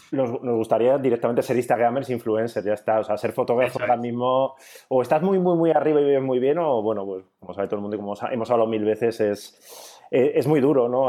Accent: Bilbao, Basque Country, Spain; soy de Bilbao

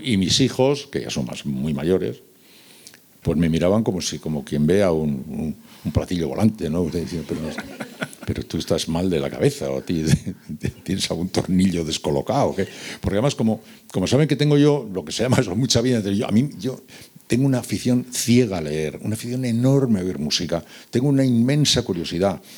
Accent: San Sebastián, Basque Country, Spain; moved away; also born or lived in Seville; yo soy de San Sebastián, pero viví casi cinco años en Sevilla

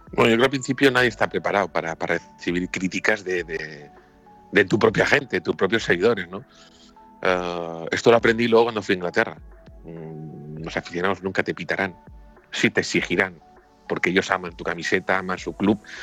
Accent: San Sebastián, Basque Country, Spain; nací en San Sebastián

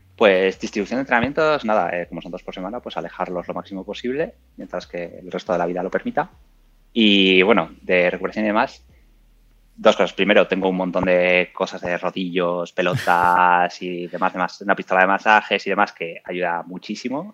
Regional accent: Burgos, Castile and León, Spain; now in Madrid, Spain; tengo 34 años, soy de Burgos

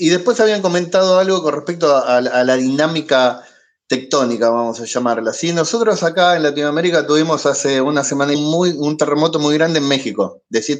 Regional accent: Argentina; ¿se nota que soy argentino?

